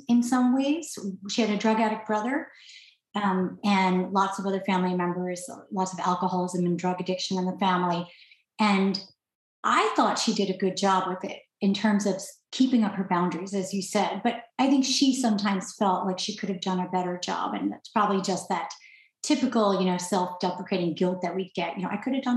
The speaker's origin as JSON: {"language": "English", "region": "New York", "country": "United States", "moved": "yes", "lives_now": "California, United States", "said": "I'm out here in California, finally living near him because I'm from New York"}